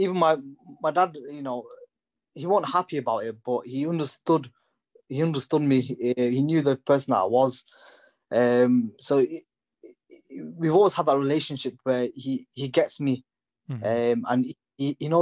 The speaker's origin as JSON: {"language": "English", "country": "United Kingdom", "tie": "born or raised there", "first_language": "English", "said": "I was born and brought up in the UK, you know, English is my first language"}